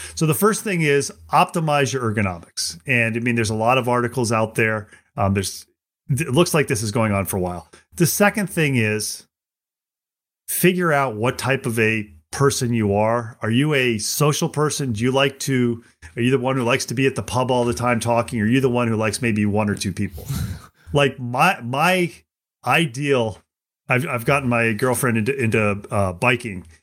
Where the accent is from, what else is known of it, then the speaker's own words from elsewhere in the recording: United States; I'm an American